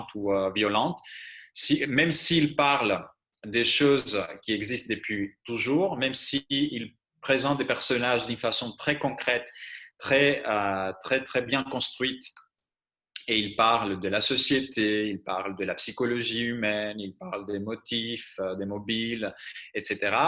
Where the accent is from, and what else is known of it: Greece; born or raised there; first language Greek; French is a second language; moved away as an adult; now in France